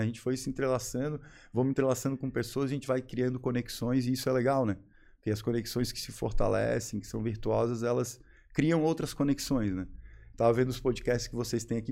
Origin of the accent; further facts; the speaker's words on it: Florianópolis, Santa Catarina, Brazil; moved away as an adult; also born or lived in Joinville; sou manezinho, né? Como a gente costuma dizer, quem nasce aqui